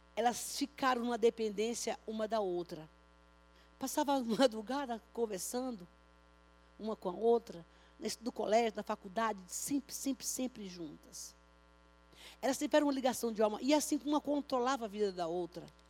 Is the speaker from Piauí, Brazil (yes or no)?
no; Bahia, Brazil; now in São Paulo, Brazil; lá na minha terra, viu? Lá na Bahia